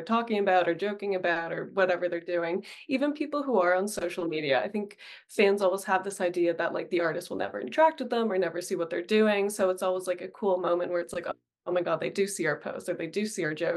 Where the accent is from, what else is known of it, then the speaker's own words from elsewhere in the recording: Toronto, Ontario, Canada; I grew up in Etobicoke, literally 30-minute drive away, not that far